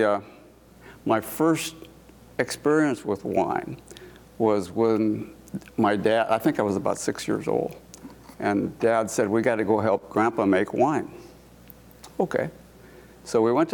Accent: Walla Walla, Washington, United States; moved away as an adult; also born or lived in Missoula / Portland; I was born and raised in Walla Walla, Washington

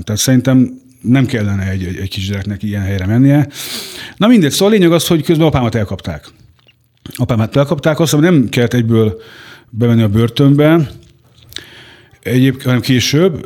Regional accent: Hungary; Haza is jöttem Magyarországra

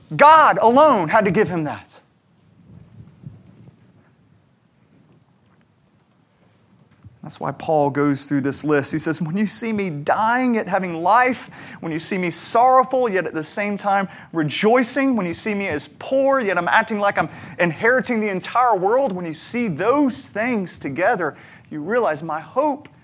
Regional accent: United States; me being an American with a good job, a good home, a good education

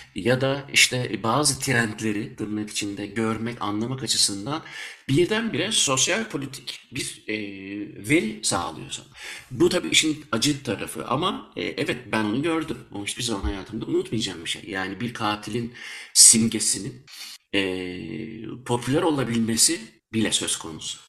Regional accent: Germany; moved away as an adult; now in Belgium; Ben Almanya'da doğdum büyüdüm. E, 13 senedir de Belçika'da yaşıyorum.

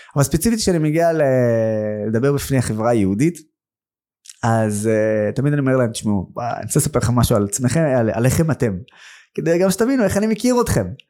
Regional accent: Nazareth, Northern District, Israel; also born or lived in Haifa; נולדתי בעיר חיפה, העיר המעורבת הכי גדולה בארץ. גדלתי בנצרת, העיר הערבית הכי גדולה בארץ

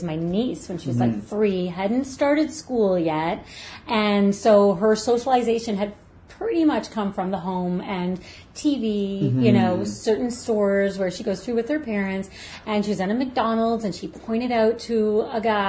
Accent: Brampton, Ontario, Canada; now in Nova Scotia, Canada; I grew up in Ontario, and it was, at the time, it was a small town. Gosh, it's Brampton.

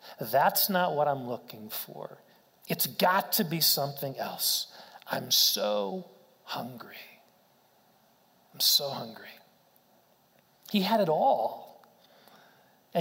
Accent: Wichita, Kansas, United States; I grew up in Wichita, Kansas, went to K-State

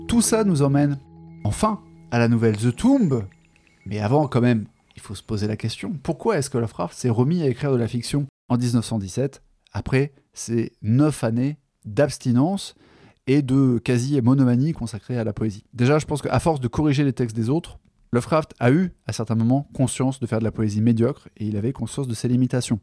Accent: France; accent: French; mon magnifique accent français euh, qui euh, découpe les mots anglais

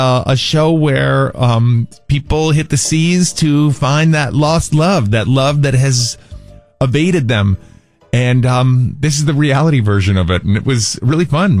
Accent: New York, United States; now in Southern California, United States; I live in Southern California. I do root for the Chargers when I'm in Southern California. I say that because I'm originally from New York

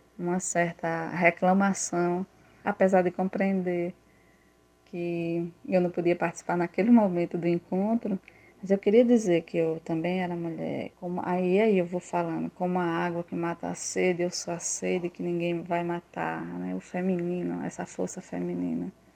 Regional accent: Santa Rita, Paraíba, Brazil; lá na minha cidade, na cidade de Santa Rita

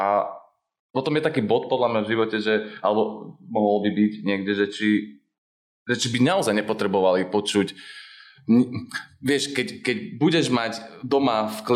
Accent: United States; Slovak is a second language; A to by sme na začiatok mohli takto teraz strich a na začiatok, že ja som z Ameriky a ma-

